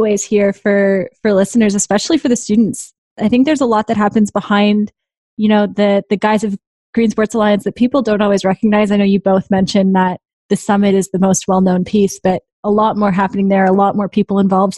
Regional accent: Canada; now in United States; I'm Canadian, so this was new to me when I moved down

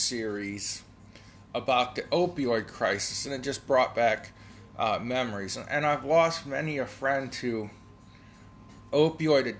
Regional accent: Ohio, United States; I'm from Ohio

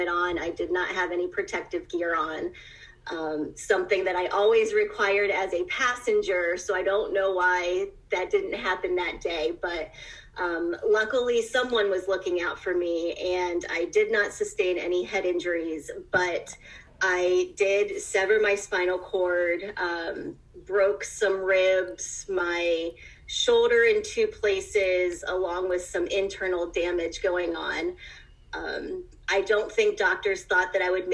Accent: Ohio, United States; also born or lived in Cleveland, Ohio; I was born and raised in Ohio, have moved up to Cleveland in my adult life

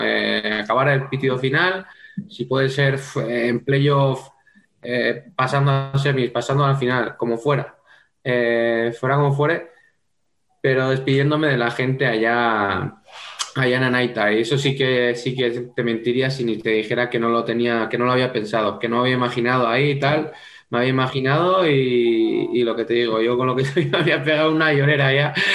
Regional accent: home town of the club Xota, Navarre, Spain; moved away as an adult; es el equipo de mi pueblo, es el equipo que llevo jugando desde los cinco años

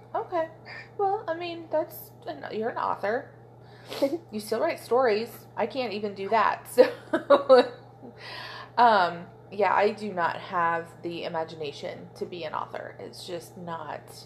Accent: Oklahoma, United States; I am from Oklahoma

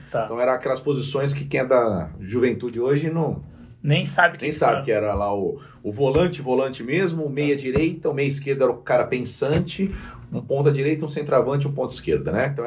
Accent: Limeira, São Paulo, Brazil; born there; Só que eu nasci em Limeira, tá. mas não conheço nada de Limeira, porque ah. meus pais, quando estavam portugueses, quando eles vieram para cá, eles estavam morando em Limeira

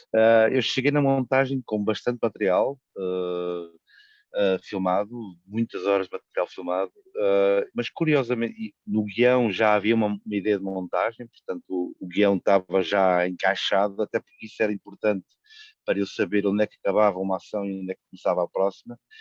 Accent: Coimbra, Centro, Portugal; eu sou originário de Coimbra, onde a história aconteceu, e como qualquer cidadão de Coimbra

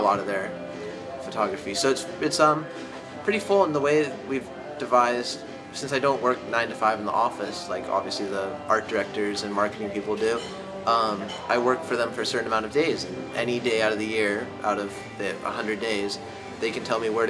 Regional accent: Santa Barbara, California, United States; moved away as an adult; now in Los Angeles, United States; I'm from Santa Barbara, but I live now

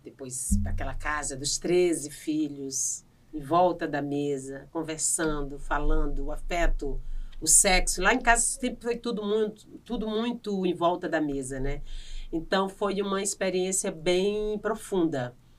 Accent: Piauí, Brazil; accent: Northeastern; moved away as an adult; also born or lived in Maranhão; eu saí do Piauí com 18 anos, eu saí de casa

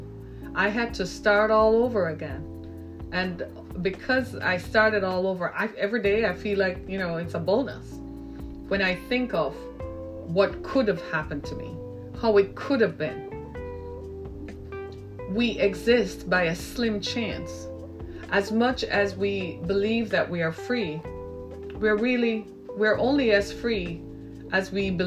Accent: Jamaica; moved away as an adult; also born or lived in Orlando, Florida / Miami; now in United States; my home country of Jamaica.

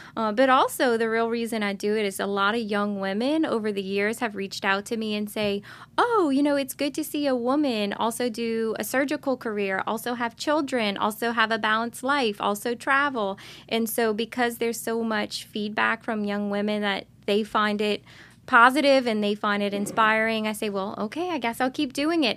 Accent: Lockport, Louisiana, United States; I grew up in Lockport. Uh, my mother is from Lockport, so is my dad

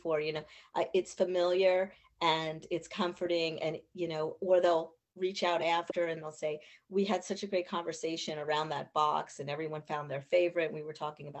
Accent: Reading, Pennsylvania, United States; I grew up there. I grew up on Carsonia Avenue. I graduated from Mount Penn High School

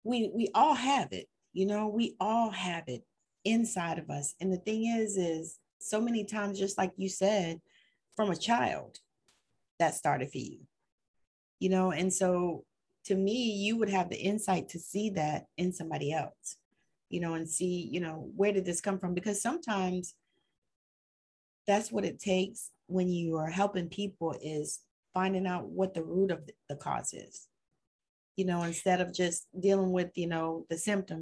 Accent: the South, United States; I'm old fashioned and I'm from the South

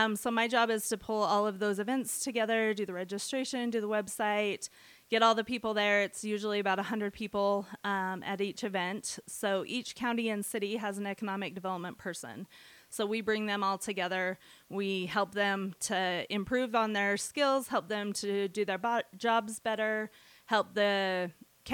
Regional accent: Montpelier, Idaho, United States; also born or lived in Southern California; I grew up in Bear Lake down in Montpelier

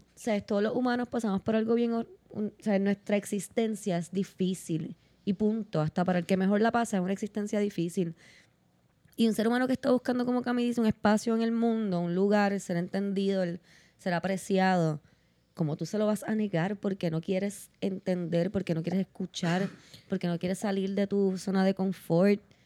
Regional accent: Puerto Rico; como puertorriqueña, como ser humano, como todo, como mujer

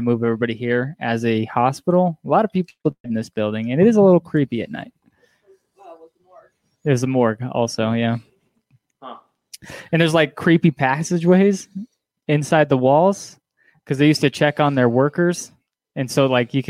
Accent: Wyoming, United States; also born or lived in California; I've lived in Wyoming my whole life

